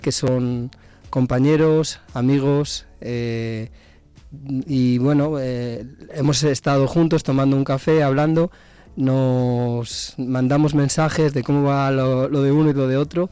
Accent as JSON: {"language": "Spanish", "town": "Zamora", "region": "Castile and León", "country": "Spain", "tie": "born or raised there", "said": "nací mirando al río Duero, porque nací en la cuesta del Pizarro"}